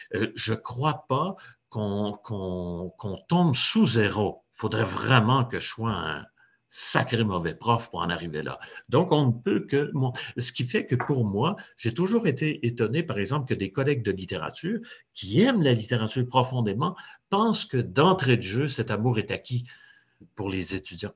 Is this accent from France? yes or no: no; Trois-Rivières, Quebec, Canada; je suis né dans un, quartier ouvrier à, Trois-Rivières, qui était un peu à la jonction